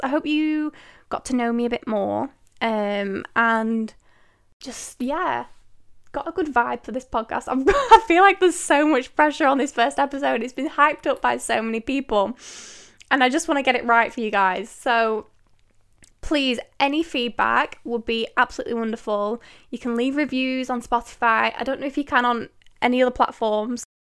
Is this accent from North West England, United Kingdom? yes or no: yes; Manchester, North West England, United Kingdom; I am from the United Kingdom. Manchester way to be precise.